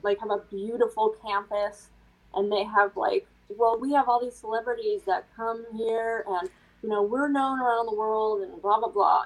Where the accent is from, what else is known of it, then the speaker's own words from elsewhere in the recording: Midwest, United States; I grew up in the Midwest